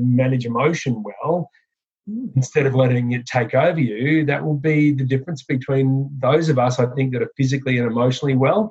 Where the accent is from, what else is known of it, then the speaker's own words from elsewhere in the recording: Queensland, Australia; I'm a Queenslander in Australia